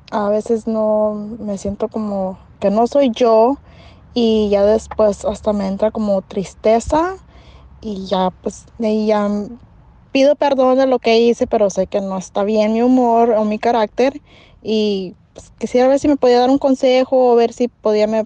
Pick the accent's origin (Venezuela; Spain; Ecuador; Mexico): Mexico; papel Dios que me ampara como mexicana. ¿Verdad? No, nada. Me retacharon. Ahora sí que me regresé como pues, mojada.